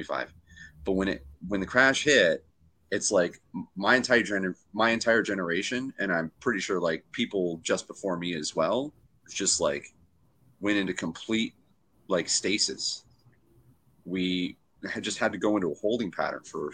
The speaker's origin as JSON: {"language": "English", "country": "Canada", "said": "being a Canadian"}